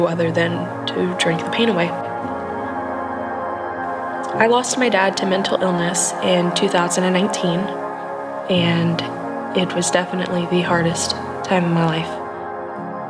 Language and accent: English; Montana, United States; I was born in Montana